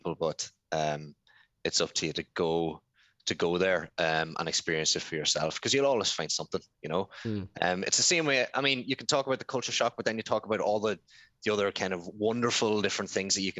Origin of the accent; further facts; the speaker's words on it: Ireland; also born or lived in Thailand; I come from Ireland.